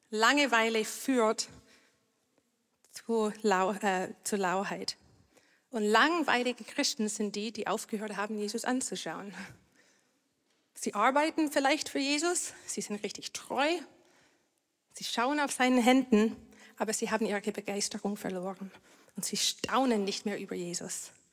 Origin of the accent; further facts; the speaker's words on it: Canada; German is a second language; now in Germany; Ich komme aus Kanada